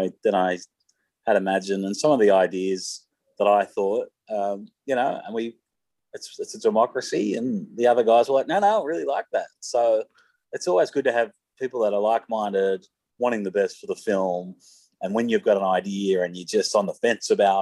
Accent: Sydney, New South Wales, Australia; in my sort of adolescence, I grew up in Mount Druitt.

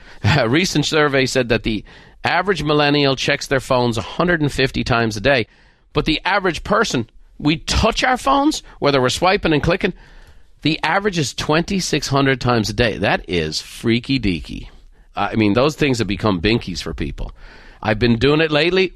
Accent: Ireland; moved away; growing up in Ireland

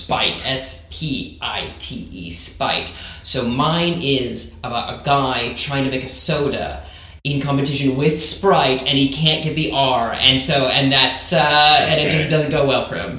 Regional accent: United States; as an American

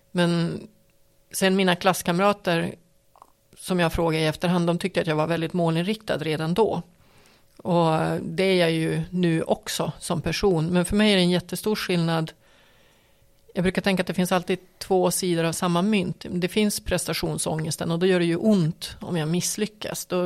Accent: Piteå, Norrbotten County, Sweden; jag menar, jag kommer ju från Piteå, det är ju mitt, mitt ursprung, det är ju det originalet om man säger så.

